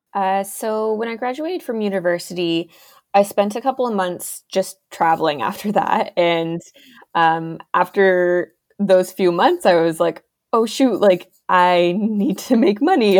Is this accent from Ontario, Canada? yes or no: yes; Ontario, Canada; I am an illustrator from Ontario, Canada